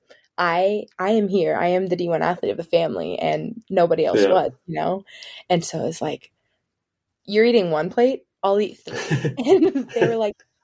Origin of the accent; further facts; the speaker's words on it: Kansas City, Missouri, United States; moved away as an adult; also born or lived in Stanford, California; I'm from Kansas City, Missouri. Lived here my whole life